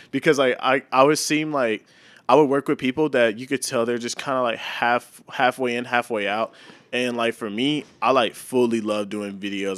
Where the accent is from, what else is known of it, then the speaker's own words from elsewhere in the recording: Mansfield, Texas, United States; moved away as an adult; now in St. Louis, United States; I grew up in a small town named Mansfield, Texas